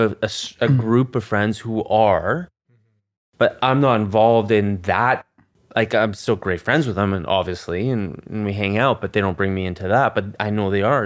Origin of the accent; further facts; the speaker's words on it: Canada; we're Canadian